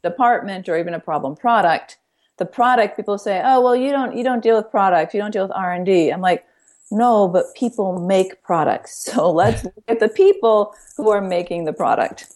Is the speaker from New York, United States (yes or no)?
yes; Ithaca, New York, United States; We grew up in Ithaca, New York